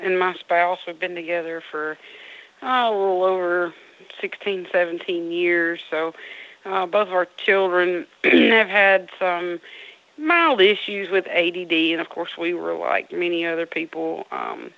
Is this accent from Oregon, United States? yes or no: no; Burnsville, Mississippi, United States; We're from Burnsville, Mississippi